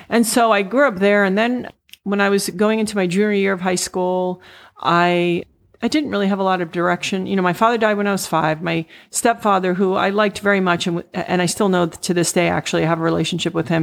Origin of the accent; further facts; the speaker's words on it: U.S. Virgin Islands; moved away; also born or lived in Puerto Rico / Saint Thomas; eventually I really grew up in the Virgin Islands.